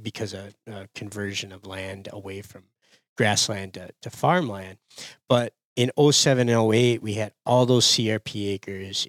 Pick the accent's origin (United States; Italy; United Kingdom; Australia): United States; Upper Peninsula of Michigan; born or raised there